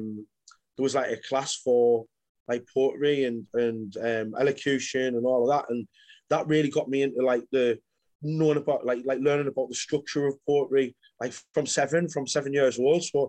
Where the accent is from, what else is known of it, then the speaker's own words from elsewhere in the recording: Sunderland, North East England, United Kingdom; moved away as an adult; now in Manchester, United Kingdom; from Sunderland. I'm living in Manchester at the minute.